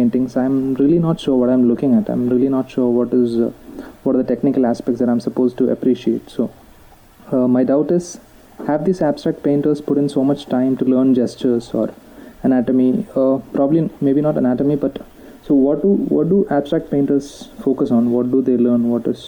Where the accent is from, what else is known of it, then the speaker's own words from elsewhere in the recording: India; I'm from India.